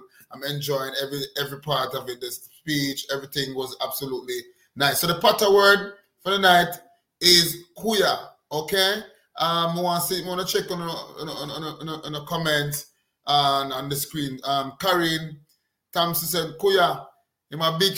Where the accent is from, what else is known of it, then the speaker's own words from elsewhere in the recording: Jamaica; I come from Jamaica.